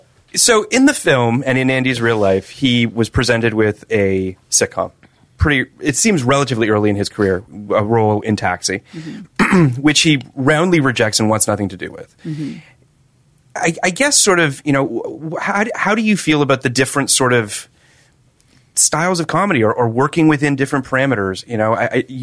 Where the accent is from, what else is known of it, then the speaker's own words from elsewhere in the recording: Toronto, Ontario, Canada; My hometown.